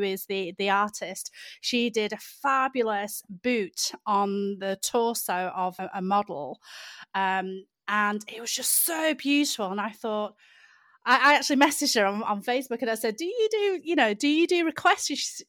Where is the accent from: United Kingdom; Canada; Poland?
United Kingdom